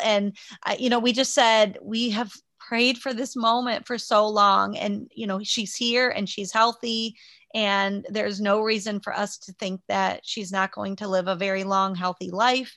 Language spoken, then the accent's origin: English; Liberty Center, United States; I grew up in Liberty Center, Uh, I moved, we moved there when I was five, so right before I started kindergarten